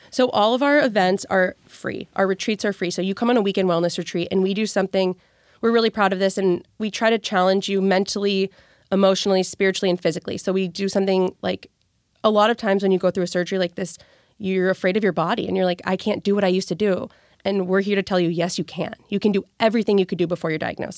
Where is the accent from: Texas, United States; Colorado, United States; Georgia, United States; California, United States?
California, United States; moved away; I'm from California. Originally, my family lives in California